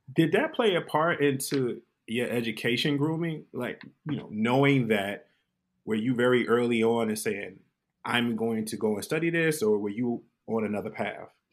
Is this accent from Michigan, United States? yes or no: yes; Detroit, Michigan, United States; I'm born and raised in Detroit, but my family migrated from South Carolina, Columbia, Newberry